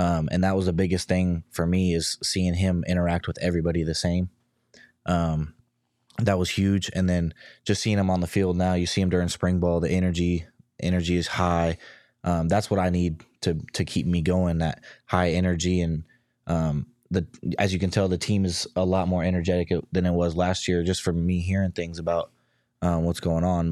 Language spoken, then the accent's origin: English; near Sacramento, California, United States; moved away as an adult; now in Arizona, United States; being at Sacramento, I was twenty minutes from my hometown